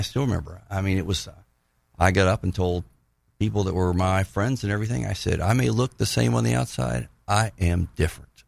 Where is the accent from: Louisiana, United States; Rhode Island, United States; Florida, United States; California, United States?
Florida, United States; Tallahassee; also born or lived in Pensacola, Florida; I grew up in Tallahassee